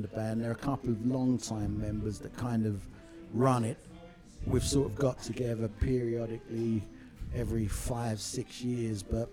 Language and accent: English; London, United Kingdom; also born or lived in Bow, London; I was born actually in Stepney, and my family house, my mother, she still lives probably half a mile from here